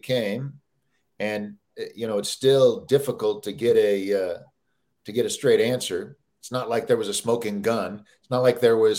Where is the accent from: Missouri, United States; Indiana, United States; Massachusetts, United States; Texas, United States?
Missouri, United States; Kansas City; I grew up in Kansas City